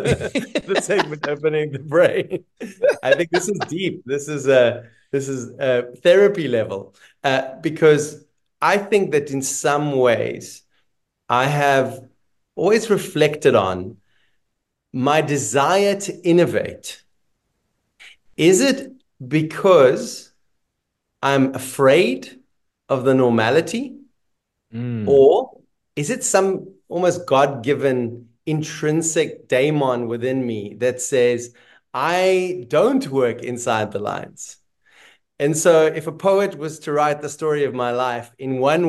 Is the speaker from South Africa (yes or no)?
yes; South Africa; also born or lived in Israel; I was born in Israel, a place that currently is a hard word to share with people because of what's happening in the world. And when I was about 9, we left Israel to move to South Africa.